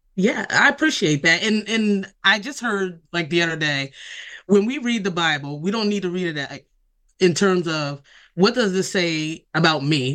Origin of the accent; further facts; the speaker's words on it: Delaware, United States; I've been born and raised in Delaware all of my life